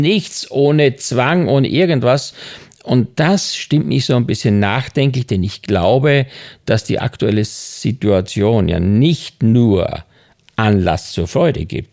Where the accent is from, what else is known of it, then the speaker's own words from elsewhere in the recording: Styria, Austria; moved away; Ich bin in der Steiermark groß geworden